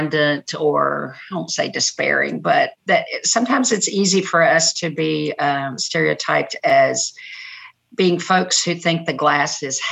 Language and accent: English; Brownsville, Tennessee, United States; also born or lived in Nashville, Tennessee; I grew up in Haywood County